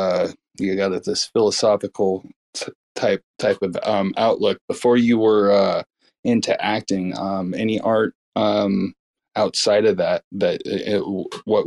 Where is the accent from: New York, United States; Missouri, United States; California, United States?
California, United States; Southern; I grew up in Southern California